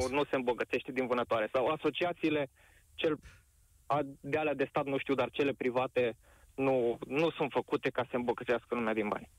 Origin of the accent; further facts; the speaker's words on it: Covasna County, Romania; sunt din Covazna